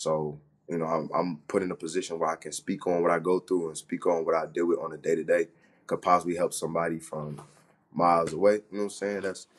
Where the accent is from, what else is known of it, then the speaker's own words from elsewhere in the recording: Florida, United States; Man, every time I be talking to people since freshman year, I tell them I'm from Florida. They're like, what? Why'd you come all the way over here?